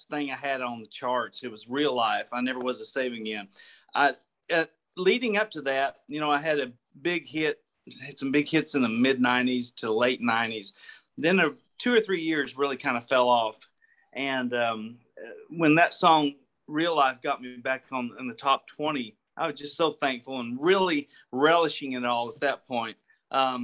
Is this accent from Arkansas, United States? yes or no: yes; Gravette, Arkansas, United States; Gravette is where I'm from. Gravette, it's right up in that top left corner, about 10 miles from Oklahoma and 7 from Missouri